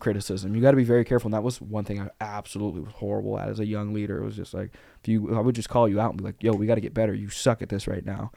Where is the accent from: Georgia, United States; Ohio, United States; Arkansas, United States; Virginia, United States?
Arkansas, United States; we grew up in Arkansas